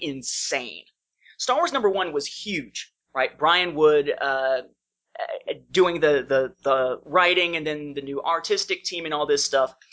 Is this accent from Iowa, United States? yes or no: no; Evansville, Indiana, United States; moved away as an adult; now in Fairburn, United States; when I was in Evansville, Indiana, my hometown, I lived there uh, from the time I was born up until 2002